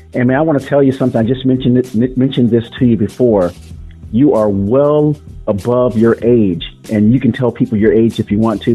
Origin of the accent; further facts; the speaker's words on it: Florida, United States; moved away; I'm from Florida originally, which is another uh, great uh, place to, to, to have grown up.